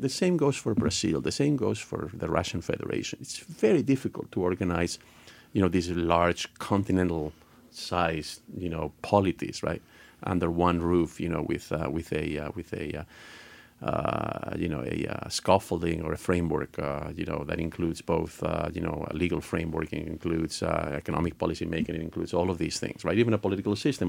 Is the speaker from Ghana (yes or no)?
no; Spain; moved away; I'm originally from Spain